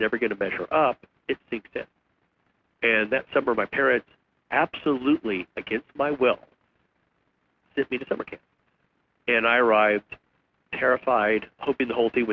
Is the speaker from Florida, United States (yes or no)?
no; West Texas, United States; I grew up in West Texas